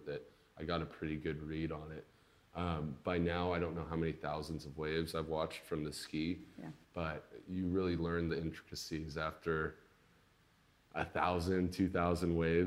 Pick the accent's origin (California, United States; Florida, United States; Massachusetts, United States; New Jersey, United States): California, United States; Stinson Beach; I'm originally from a little town just north of San Francisco in West Marin County. It's called Stinson Beach